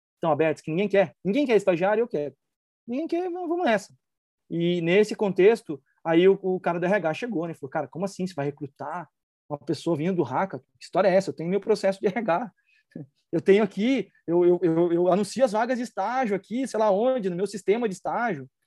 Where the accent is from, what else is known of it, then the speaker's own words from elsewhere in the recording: Brazil; como brasileiro